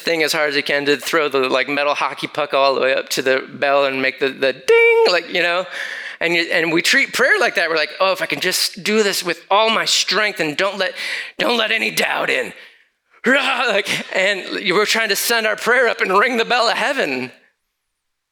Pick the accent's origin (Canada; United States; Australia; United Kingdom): United States; Lansing, Michigan; moved away; my hometown back in Lansing, Michigan